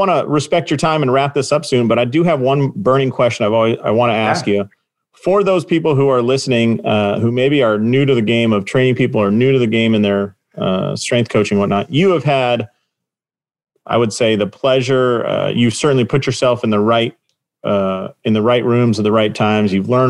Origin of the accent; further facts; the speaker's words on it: Southern California, United States; moved away; I'm originally from Southern California.